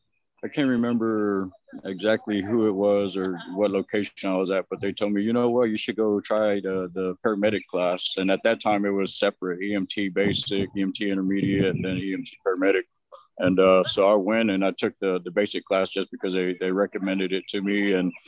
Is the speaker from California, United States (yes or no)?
no; Victoria, Texas, United States; Yes. Uh-huh.